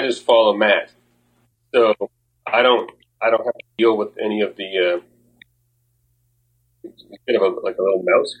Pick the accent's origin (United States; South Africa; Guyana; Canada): Canada; Prince Edward Island; now in Halifax, Canada; I'm from Prince Edward Island. I've been in Halifax for almost 6 years.